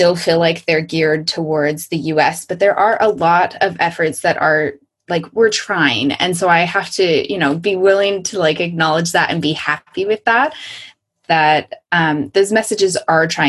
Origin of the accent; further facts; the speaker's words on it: United States; moved away; I'm still an American who's living outside of the US